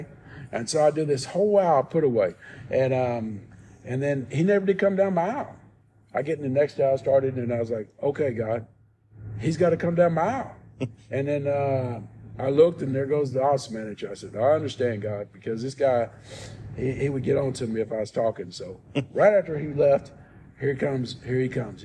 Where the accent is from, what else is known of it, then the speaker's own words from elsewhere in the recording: New Albany, Indiana, United States; now in Arkansas, United States; I grew up in Indiana, New Albany, Indiana